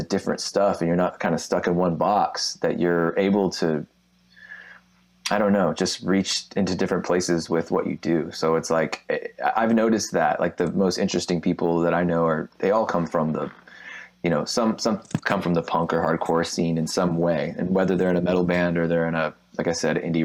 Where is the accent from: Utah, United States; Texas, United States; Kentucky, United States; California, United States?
Texas, United States; growing up in Texas